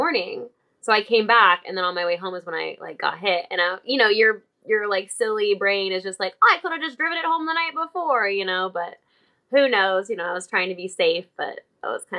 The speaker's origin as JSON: {"language": "English", "region": "Illinois", "country": "United States", "moved": "yes", "lives_now": "Los Angeles, United States", "said": "I'm from Illinois"}